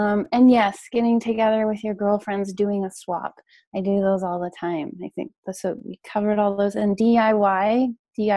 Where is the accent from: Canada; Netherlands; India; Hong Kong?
Canada; I'm Canadian